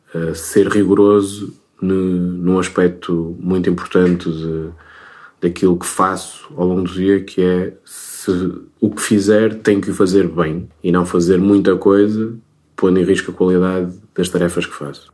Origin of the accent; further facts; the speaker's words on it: Minho, Portugal; sendo minhoto